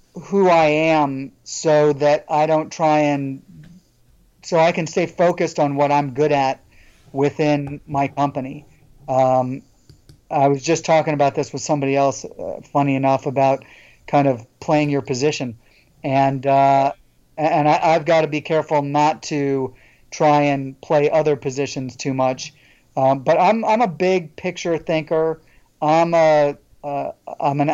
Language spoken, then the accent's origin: English; St. Louis, Missouri, United States; also born or lived in Ithaca, New York; now in Atlanta, United States; I'm originally from St. Louis, Missouri, and went to school up in central New York, in Ithaca, New York. And I've been in Atlanta for 22 years now.